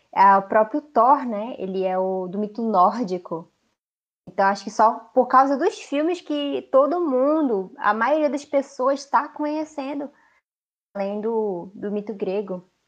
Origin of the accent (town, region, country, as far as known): Amazonas, Brazil; also born or lived in Manaus